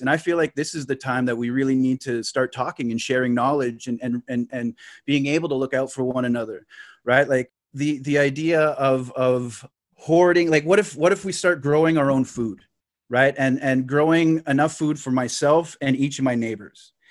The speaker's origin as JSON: {"language": "English", "area": "Lake Nipissing", "region": "Ontario", "country": "Canada", "said": "I'm, I'm from Lake Nipissing. So, like, Nipissing is, like, just north of North Bay"}